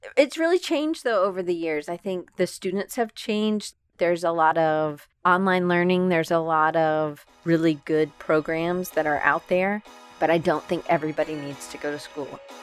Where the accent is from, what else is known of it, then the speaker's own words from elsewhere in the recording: Atlanta, Georgia, United States; moved away as an adult; also born or lived in Auburn, Alabama / Denver, Colorado / Richmond, Virginia; I grew up in Atlanta, Georgia